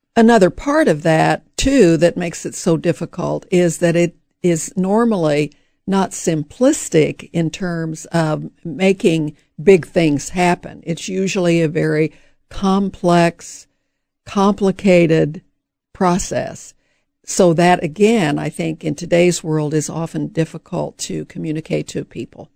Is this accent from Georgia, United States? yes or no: no; St. Joseph, Missouri, United States; I grew up in St. Joseph, Missouri.